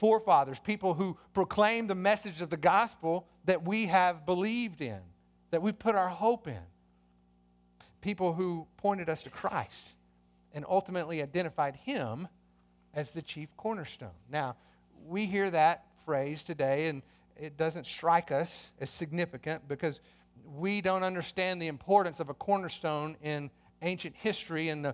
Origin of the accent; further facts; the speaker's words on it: United States; as Americans, that means we share in certain privileges as citizens of this country